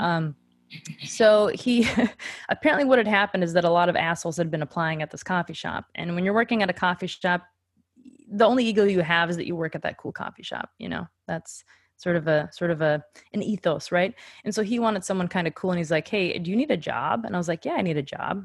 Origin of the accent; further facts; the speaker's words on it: Grand Forks, North Dakota, United States; moved away as an adult; also born or lived in Minneapolis, Minnesota; that's my hometown. Very cool. So I moved from Grand Forks, North Dakota to the cool city of Minneapolis, Minnesota